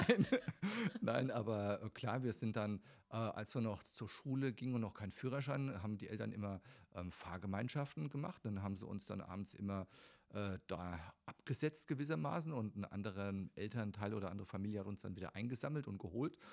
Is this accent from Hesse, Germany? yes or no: yes; Friedberg, Hesse, Germany; also born or lived in Ruhr area; ich bin in Friedberg, Hessen äh, geboren und bin in der Tat eigentlich ähm, größtenteils meines Lebens in Hessen im Einsatz gewesen